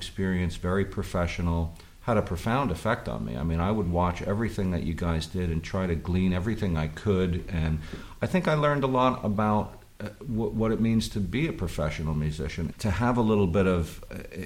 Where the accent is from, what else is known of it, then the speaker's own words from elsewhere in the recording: Red Hook, New York, United States; I grew up in Red Hook.